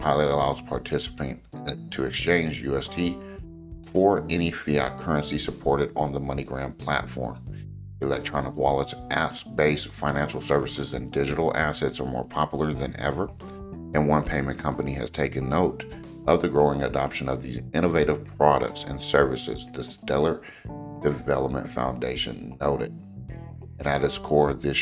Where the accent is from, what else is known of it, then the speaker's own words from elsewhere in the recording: Los Angeles, California, United States; I grew up and lived in the Los Angeles area